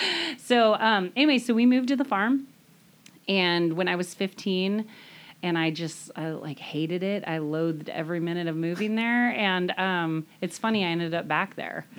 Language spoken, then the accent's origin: English; Stanwood, Washington, United States; I grew up in the Stanwood area. Um, I grew up actually on Lake Goodwin, which is a little south of here